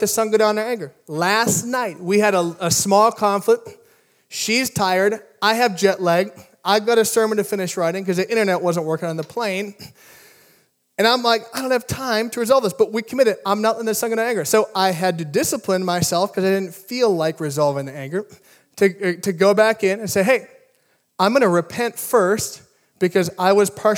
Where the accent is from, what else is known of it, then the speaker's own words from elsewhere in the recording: Midwest, United States; now in California, United States; I grew up in the Midwest with a lot of ponds